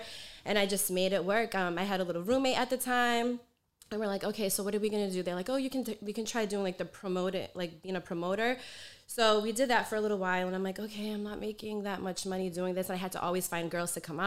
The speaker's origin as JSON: {"language": "English", "town": "New Bedford", "region": "Massachusetts", "country": "United States", "moved": "as an adult", "said": "I'm from a small town called New Bedford, Mass"}